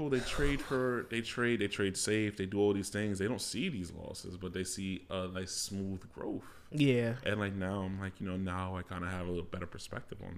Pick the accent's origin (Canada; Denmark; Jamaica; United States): Jamaica; So as you guys know, I'm Jamaican.